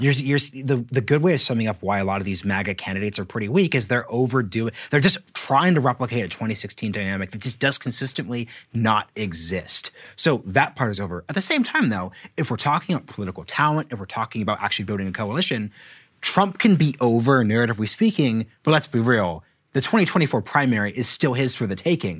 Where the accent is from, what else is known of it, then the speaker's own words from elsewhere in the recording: Oregon, United States; I'm from Oregon